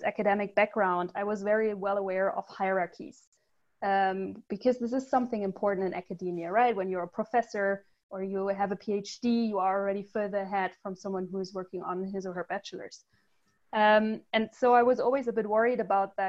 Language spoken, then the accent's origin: English; Germany; also born or lived in United States / Ghana / Cambodia; So I'm German. I was born in Germany. I grew up in Germany, but I had some breaks where I was living abroad in the US, in Ghana, and Cambodia.